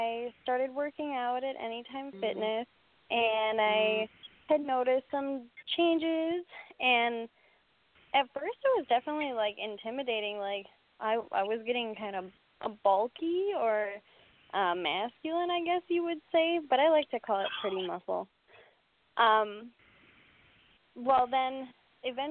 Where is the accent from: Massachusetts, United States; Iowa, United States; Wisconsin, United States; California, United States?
Wisconsin, United States; Doylestown; moved away as an adult; I'm from Doylestown, Wisconsin